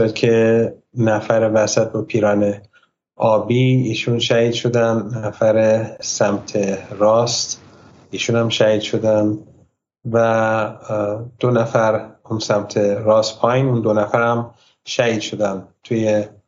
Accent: Iran; born or raised there; also born or lived in United States

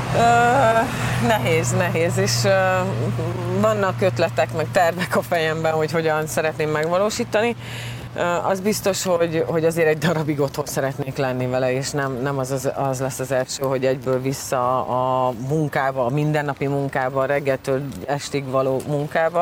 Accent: Győr, Győr-Moson-Sopron, Hungary; also born or lived in Veszprém; Veszprémben születtem, két éves koromban, és hát édesapám focizott, és pont akkor, amikor édesanyám ugye állapotos volt velem, akkor, akkor Győr, Veszprémben laktak, és ott születtem, de aztán utána gyorsan vissza is tértünk Győrbe

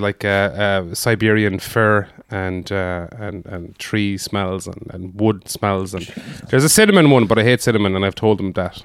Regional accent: Foynes, Munster, Ireland; born or raised there; moved away; also born or lived in Dublin

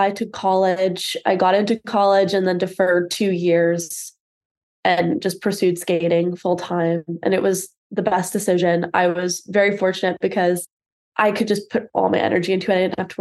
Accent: London, United Kingdom; moved away; I grew up in London

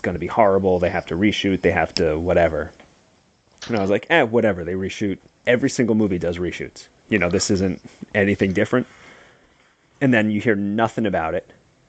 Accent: New York, United States; Well, no, I'm not from Boston. I'm from New York.

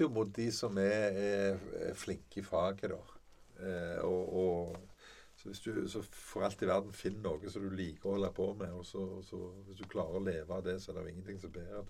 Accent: Sola, Rogaland, Norway; also born or lived in Bærum; now in Jæren, Norway; Jeg er egentlig født i Bærum da vi vokste opp på Sola.

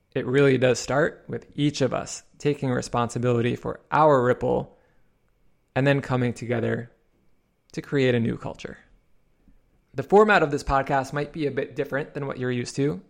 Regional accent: New York City, New York, United States; I was a shy boy growing up in Queens, New York

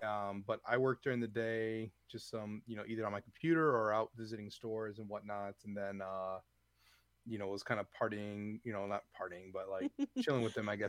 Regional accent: Wisconsin, United States; moved away; I'm from Wisconsin, so I have my, you know, my hot blood.

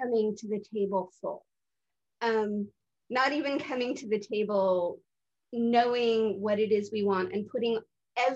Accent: San Francisco, California, United States; now in Santa Cruz, United States; I grew up in San Francisco

